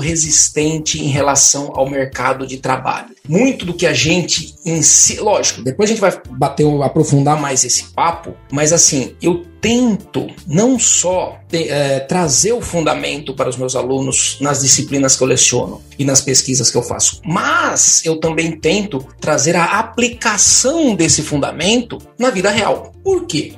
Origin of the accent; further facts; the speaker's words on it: São Paulo, Brazil; sou de São Paulo, moro em São Paulo atualmente